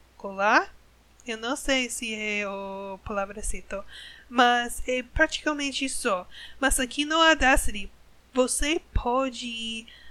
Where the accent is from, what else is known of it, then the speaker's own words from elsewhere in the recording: United States; Portuguese is a second language; Eu sou americana, eu sou gringa, uma gringa